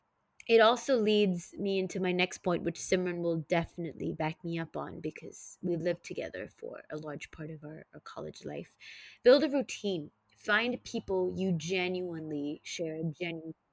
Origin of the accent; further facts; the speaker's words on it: Singapore; moved away as an adult; also born or lived in San Francisco Bay Area, United States; back at my hometown in Singapore